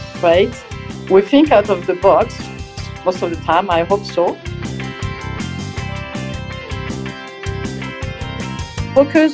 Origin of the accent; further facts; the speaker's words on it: Corsica, France; moved away as an adult; now in Dubai, United Arab Emirates; I come from Corsica, which is a small island, which means a lot of water around. And I started diving with my friends when I was 15